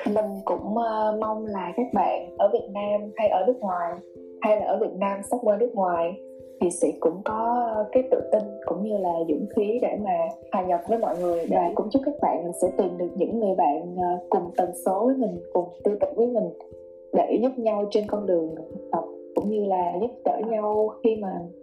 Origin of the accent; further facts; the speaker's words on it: Ho Chi Minh City, Vietnam; em thì là người Sài Gòn